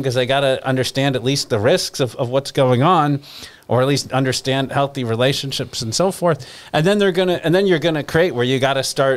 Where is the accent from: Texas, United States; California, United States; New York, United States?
New York, United States; New York City; now in Florida, United States; I grew up in New York City